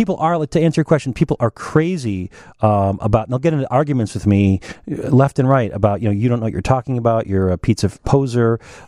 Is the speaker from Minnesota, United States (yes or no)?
yes; Minneapolis, Minnesota, United States; now in Chicago, United States; I consider myself a Chicagoan. I grew up on Minneapolis pizza, which was technically Shakey's, which was technically not a Minneapolis pizza.